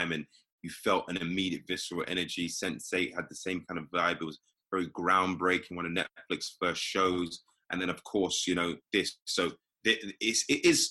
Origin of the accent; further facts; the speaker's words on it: London, United Kingdom; accent: British; moved away as an adult; now in United States; I'm from here